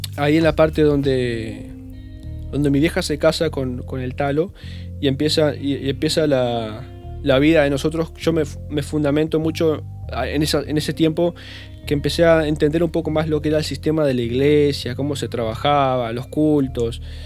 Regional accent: Uruguay; also born or lived in Bella Unión, Uruguay; fue en Yum donde más o menos empiezo a tener un poco de conciencia o los recuerdos

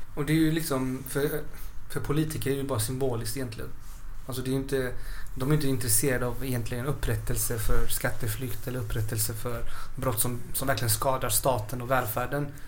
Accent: Chile; now in Sweden; vi i Chile

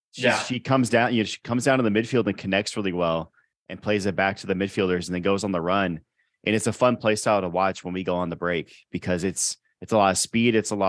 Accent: Austin, Texas, United States; I grew up in Austin. I went to Austin High School

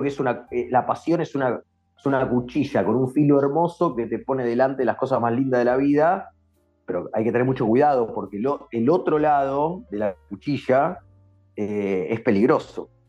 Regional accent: Argentina; somos latinos y sobre todo para qué somos argentinos

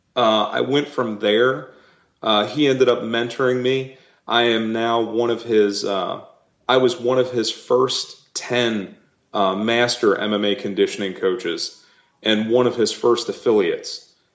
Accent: Wilmington, Delaware, United States; my family lived actually, we lived in Wilmington, Delaware

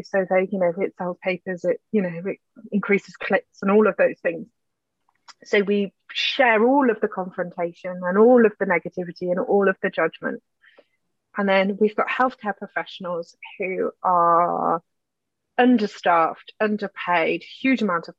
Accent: United Kingdom; we're British

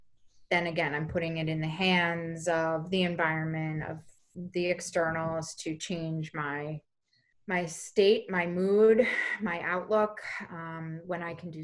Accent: New York, United States; I was talking about my identity as a New Yorker

